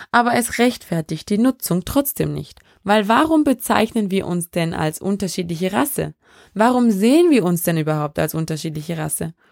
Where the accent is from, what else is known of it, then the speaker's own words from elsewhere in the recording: Vorarlberg, Austria; accent: Vorarlberg dialect; Da kommt mein Vorarlberger Dialekt durch. Oder versucht es zumindest.